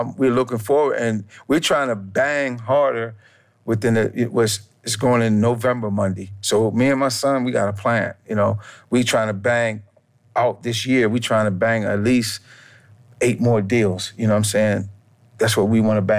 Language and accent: English; Salisbury, Maryland, United States; also born or lived in New York; I grew up in a small town called Salisbury, Maryland. It's on the eastern shore of Maryland